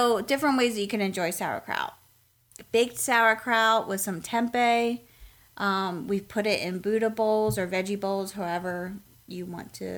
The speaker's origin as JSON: {"language": "English", "town": "Lancaster", "region": "Pennsylvania", "country": "United States", "tie": "born or raised there", "moved": "yes", "lives_now": "Raleigh, United States", "said": "We grew up in Lancaster, Pennsylvania, and Pennsylvania Dutch food was pretty much a staple for us"}